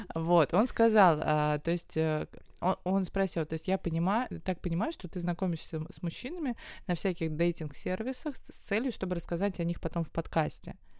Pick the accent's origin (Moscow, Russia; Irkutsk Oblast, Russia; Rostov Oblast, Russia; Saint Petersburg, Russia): Moscow, Russia; Я как москвичка, коренная